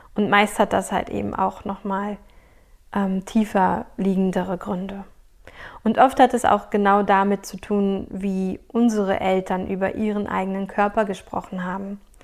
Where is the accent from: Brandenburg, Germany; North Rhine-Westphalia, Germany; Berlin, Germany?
Berlin, Germany; ich bin in Berlin groß geworden